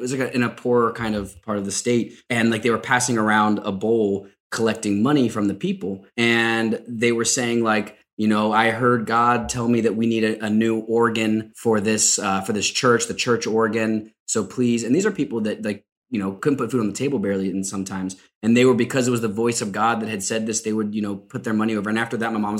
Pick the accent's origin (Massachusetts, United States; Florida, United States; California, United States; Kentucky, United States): Kentucky, United States; moved away; also born or lived in Madrid; born and raised in Kentucky. It's obviously a very religious place in many parts.